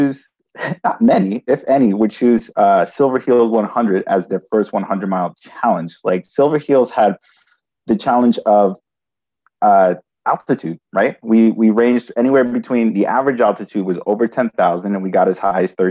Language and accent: English; New York City, New York, United States; So I grew up in New York City, and my brother and I, we lived with our parents originally in the Bronx